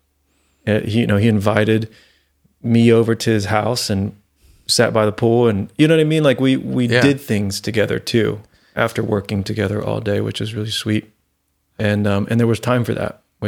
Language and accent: English; Florida, United States; I mean, I'm not from Tennessee. I'm from Florida